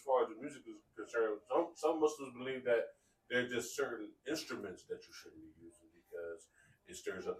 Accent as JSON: {"language": "English", "town": "Philadelphia", "region": "Pennsylvania", "country": "United States", "said": "I'm from Philly"}